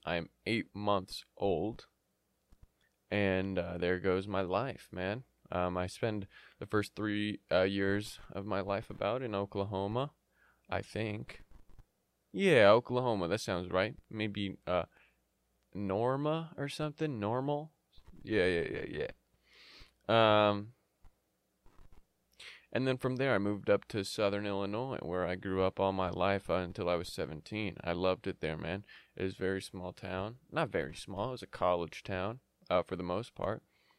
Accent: Yemen; born there; Many of you know, many of you don't know, but I was born in Yemen.

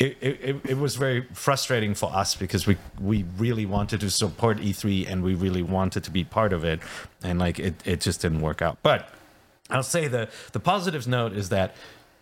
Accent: Cologne, North Rhine-Westphalia, Germany; Cologne, my hometown, which is home to 1 million people

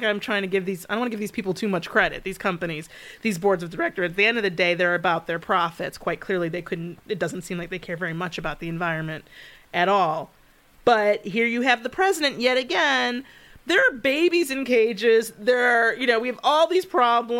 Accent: Michigan, United States; I grew up in Michigan, and Royal Oak, we lived at 8 Mile and Woodward

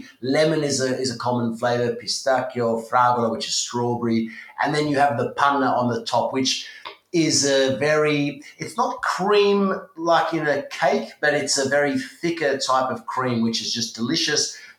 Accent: Australia; moved away as an adult; now in Italy; my family all immigrated from Sicily to Australia in the 70s, and I was born in Australia.

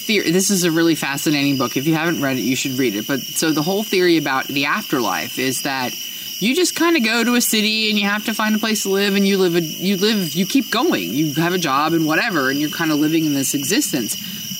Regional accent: New Jersey, United States; Well, I grew up in New Jersey, and yeah.

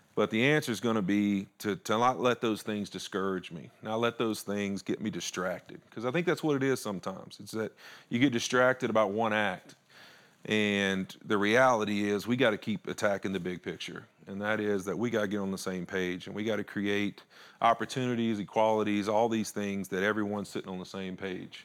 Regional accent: Louisiana, United States; moved away; I was Country boy from Louisiana

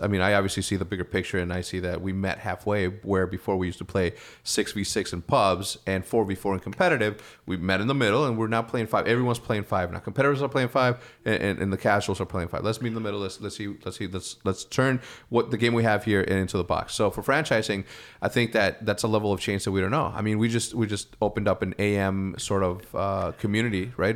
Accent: Wheeling, Illinois, United States; I'm from Wheeling, Illinois

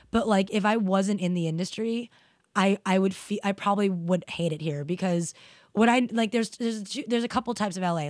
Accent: New York, United States; growing up in New York

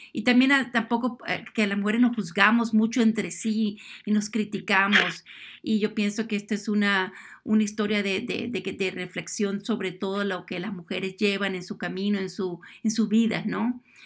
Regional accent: Venezuela; yo que soy de Sudamérica, de Venezuela

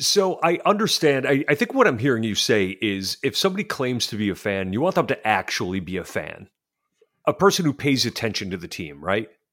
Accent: Western New York, United States; I'm from Western New York

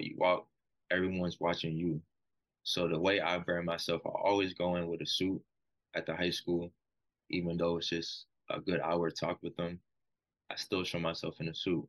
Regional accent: Stoneville, United States; moved away; If I'm from Stoneville, I walk the same halls in Hardin Middle School, Stoneville Big Red

